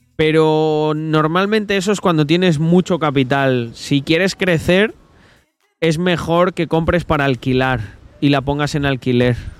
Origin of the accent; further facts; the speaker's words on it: Salamanca, Castile and León, Spain; yo soy de Salamanca, de la original